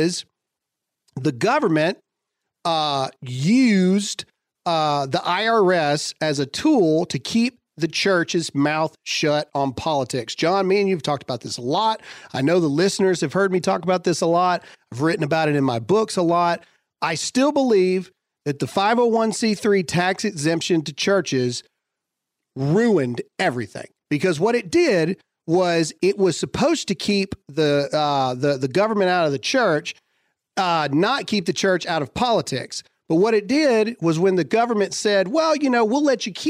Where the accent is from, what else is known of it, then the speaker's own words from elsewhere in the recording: United States; we're Americans.